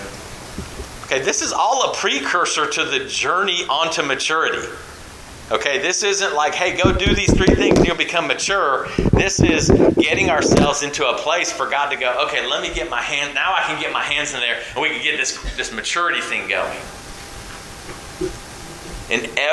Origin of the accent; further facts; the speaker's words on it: California, United States; moved away; growing up in California